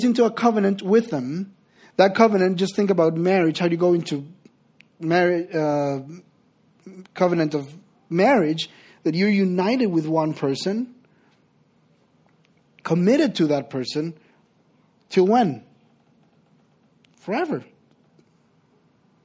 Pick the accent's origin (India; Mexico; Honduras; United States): Honduras; English is a second language; moved away as an adult; I'm originally from Honduras.